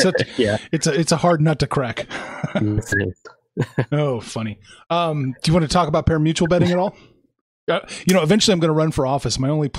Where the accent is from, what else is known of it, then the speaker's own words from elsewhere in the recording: Kansas City, United States; now in Canada; I'm from Kansas City in Canada right now.